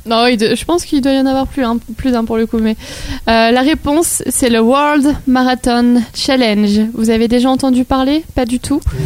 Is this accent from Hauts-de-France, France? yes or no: yes; Lille, Hauts-de-France, France; je suis nordiste, lilloise et fière de l'être